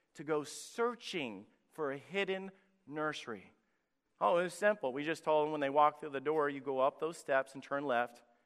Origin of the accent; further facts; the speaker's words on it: Priceville, Alabama, United States; moved away; My home church that I was in, Anchor Baptist Church in Priceville, Alabama, went from running over three hundred when I was a teenager and a young person there